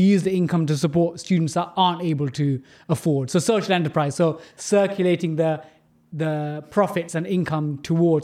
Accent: London, United Kingdom; growing up in London, even though I grew up in a council state

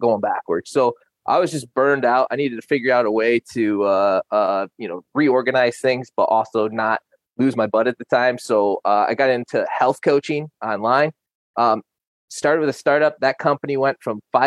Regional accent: Roscommon, Michigan, United States; also born or lived in Iowa / Bay City, Michigan; We moved back to Michigan, where I'm from. I'm from Roscommon, which is up north, and I live in Bay City currently

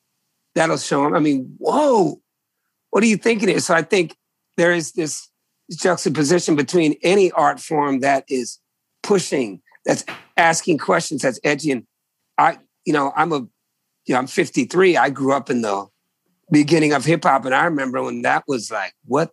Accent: Virginia, United States; I come from Virginia people, man. I am a Virginian, brother.

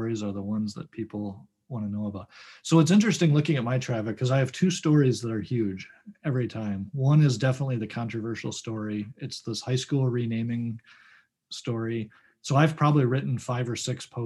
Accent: Detroit, Michigan, United States; now in West St. Paul, United States; I grew up in the Detroit area, and we read the Detroit Free Press too

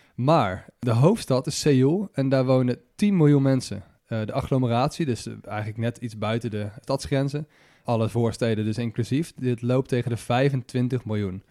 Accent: Netherlands

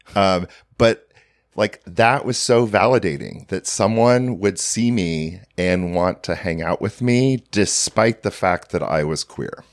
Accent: near Portland, Oregon, a small town in Washington State, United States; I grew up in a small town in Washington State

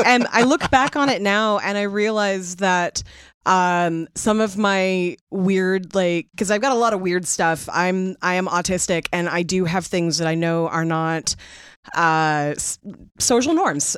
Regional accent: Seattle, Washington, United States; growing up in Seattle

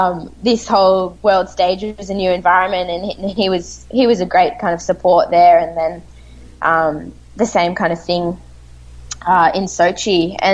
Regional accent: Australia; as Australian mogul skiers

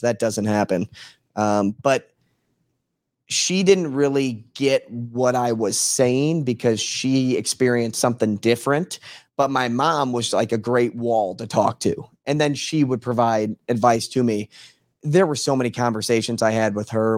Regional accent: St. Louis, Missouri, United States; moved away; I grew up in Saint Louis.

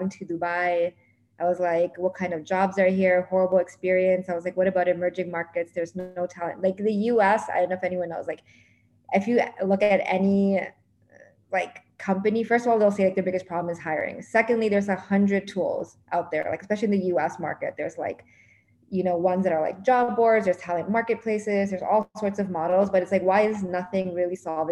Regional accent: Toronto, Ontario, Canada; moved away as an adult; now in New York, United States; I was from Toronto, moved to New York

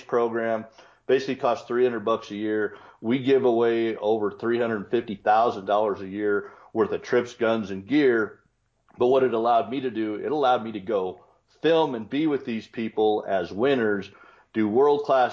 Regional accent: Colorado, United States; grew up in Colorado

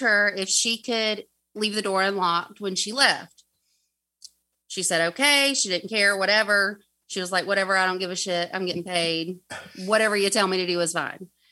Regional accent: the South, United States; accent: southern; way too southern

